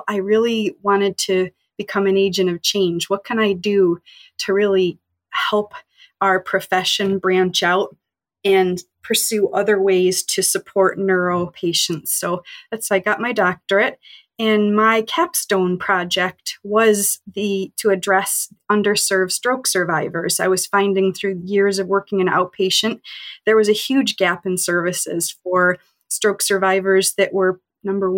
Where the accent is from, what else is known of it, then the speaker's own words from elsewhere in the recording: Rochester, New York, United States; moved away as an adult; also born or lived in North Carolina / Connecticut; I'm from Rochester, New York.